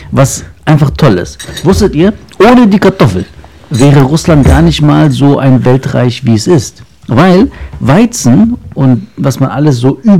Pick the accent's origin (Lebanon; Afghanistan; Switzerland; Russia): Lebanon; born there; ich bin Mensch, aber äh, ich bin ja in Libanon geboren.